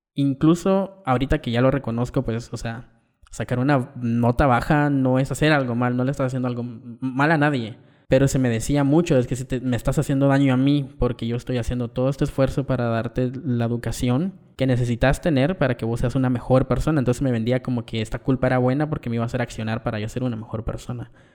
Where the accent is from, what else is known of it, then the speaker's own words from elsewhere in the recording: Guatemala; Vengo de una familia muy tradicional en el contexto de barrio en Guatemala, íbamos a misa los domingos